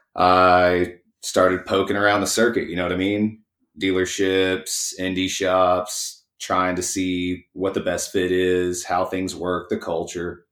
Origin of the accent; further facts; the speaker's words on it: East Texas, United States; also born or lived in College Station, Texas; I grew up poor in East Texas